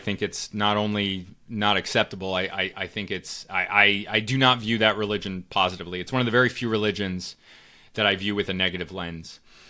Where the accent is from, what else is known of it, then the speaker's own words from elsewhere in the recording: Connecticut, United States; I'm also from the Northeast, and I moved around quite a bit as a kid, but a lot of time in Connecticut, so I grew up around a lot of Jewish people.